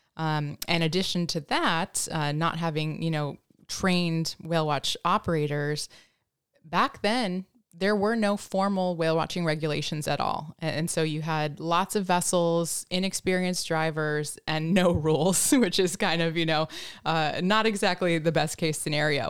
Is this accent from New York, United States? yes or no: no; Denver, Colorado, United States; moved away; also born or lived in Washington; I was born in Denver, so not near, uh, the ocean at all